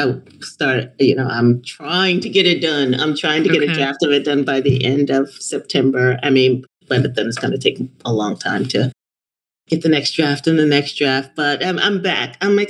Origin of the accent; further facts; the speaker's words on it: New York City, New York, United States; when I was growing up in Bushwick.